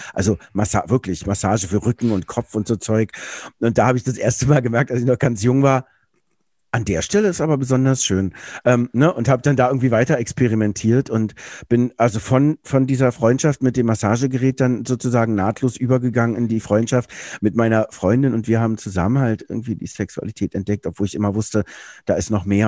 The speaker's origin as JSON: {"language": "German", "region": "Berlin", "country": "Germany", "tie": "born or raised there", "said": "Ich bin in Berlin groß geworden."}